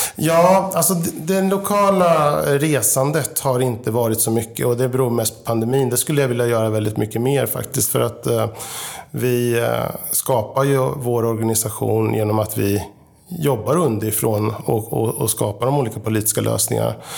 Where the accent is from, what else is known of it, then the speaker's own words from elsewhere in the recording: Linköping, Östergötland, Sweden; moved away as an adult; now in Sollentuna, Sweden; bor just nu i Sollentuna sedan 1996, men är född och uppväxt i Linköping